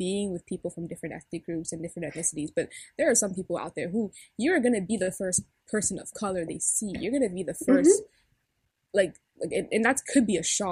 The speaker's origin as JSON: {"language": "English", "country": "Cameroon", "said": "I'm Cameroonian. I'm from the Bitsi and the Bamun tribes"}